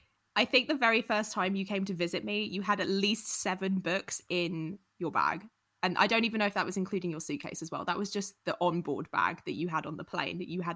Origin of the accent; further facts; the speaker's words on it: Surrey, South East England, United Kingdom; moved away as an adult; now in United States; I have lived in the US for the last 6 years since we've been married. I'm originally from Surrey.